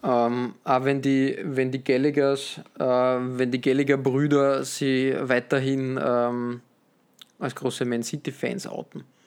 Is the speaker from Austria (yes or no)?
yes; Austria; als Österreicher